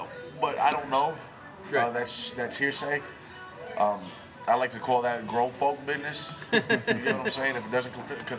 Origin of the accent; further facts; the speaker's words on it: Massachusetts, United States; now in Colorado Springs, United States; Fall River, Massachusetts. That's my home state.